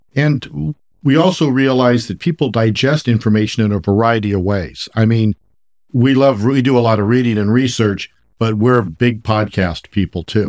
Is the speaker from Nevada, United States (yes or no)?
no; San Francisco Bay Area, California, United States; born and raised in the San Francisco Bay Area.